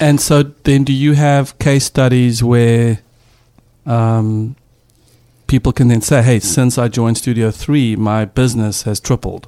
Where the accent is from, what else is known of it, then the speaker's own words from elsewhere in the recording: South Africa; moved away; as a South African dad